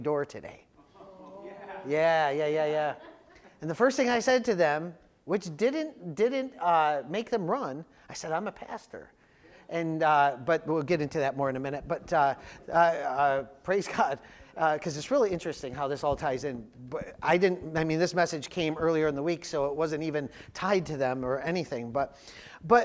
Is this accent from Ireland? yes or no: no; Jamestown, New York, United States; I grew up in Jamestown, and the two main groups in Jamestown were the Swedes and the Italians